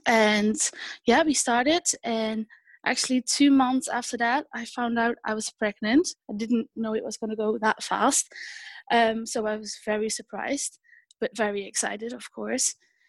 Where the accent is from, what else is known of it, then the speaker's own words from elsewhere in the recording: Netherlands; English is a second language; moved away; also born or lived in United Kingdom; I've lived in the UK for a few years, so that's probably where I picked up my accent.